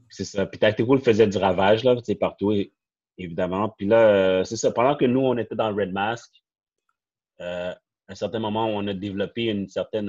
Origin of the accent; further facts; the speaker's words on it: Montreal, Quebec, Canada; je viens du Saint-Nord, so, toutes mes amis ou les connaissances que j'ai connues, c'était de là